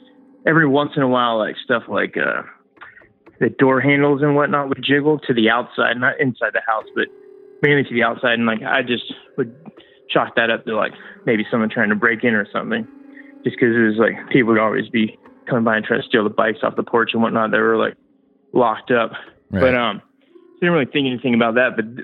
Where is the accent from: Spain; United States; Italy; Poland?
United States; Los Angeles, California; moved away as an adult; now in Charleston, United States; I grew up in Los Angeles, but been living here for past like 5 years